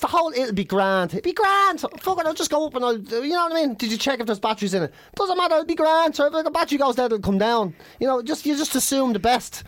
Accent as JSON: {"language": "English", "country": "Ireland", "said": "We're from Ireland."}